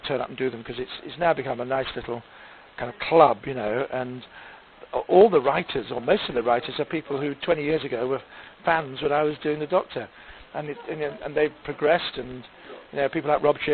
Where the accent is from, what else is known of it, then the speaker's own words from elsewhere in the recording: Manchester, North West England, United Kingdom; I come from Manchester, like him, but we weren't allowed to talk posh in the 1980s.